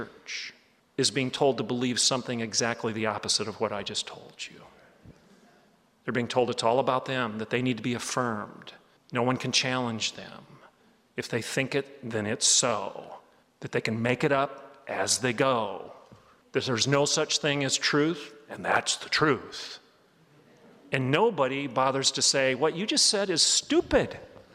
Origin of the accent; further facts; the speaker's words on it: Oklahoma, United States; I'm from Oklahoma.